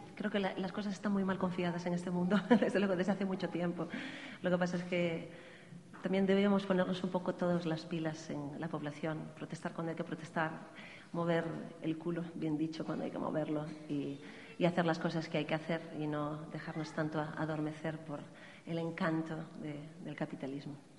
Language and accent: Spanish; Galicia, Spain; Canto en gallego porque soy gallega